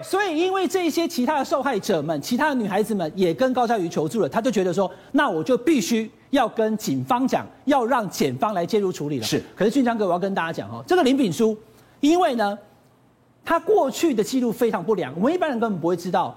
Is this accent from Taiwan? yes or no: yes; Taiwan; 我们台湾人的习俗